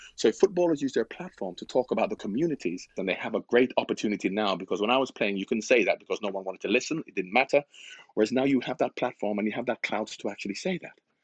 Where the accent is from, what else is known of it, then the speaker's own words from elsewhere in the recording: Jamaica; I'm from Jamaica.